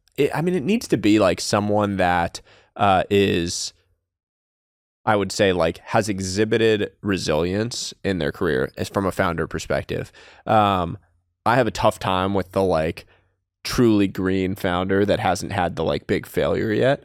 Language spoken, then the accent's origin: English; Northeast, United States; I was from the Northeast and came from this, like, multicultural household.